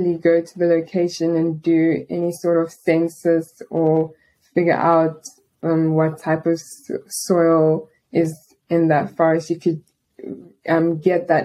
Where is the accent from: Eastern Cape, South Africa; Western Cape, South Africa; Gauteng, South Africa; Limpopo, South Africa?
Eastern Cape, South Africa; Port Elizabeth; I'm a student and English teacher from Port Elizabeth, which is a small city on the coast of South Africa.